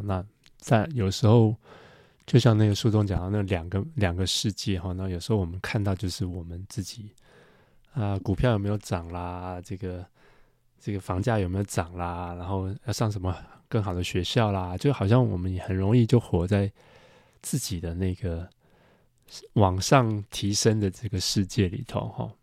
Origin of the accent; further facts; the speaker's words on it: Taiwan; 就比如说我们在台湾长大